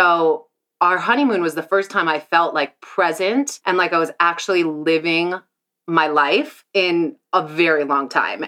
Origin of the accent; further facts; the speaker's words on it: Santa Barbara, California, United States; I am from Santa Barbara, California